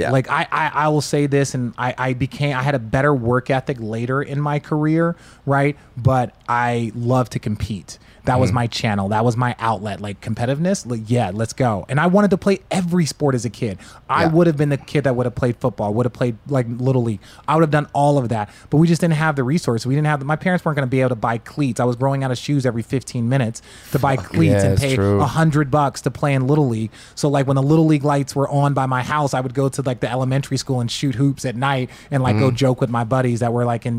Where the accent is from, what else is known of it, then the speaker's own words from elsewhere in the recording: West Coast, United States; I'm from the West Coast, and we played up and down